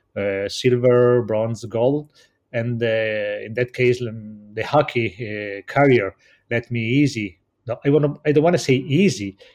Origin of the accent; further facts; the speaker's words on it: Cortina d'Ampezzo, Veneto, Italy; English is a second language; I come from Cortina d'Ampezzo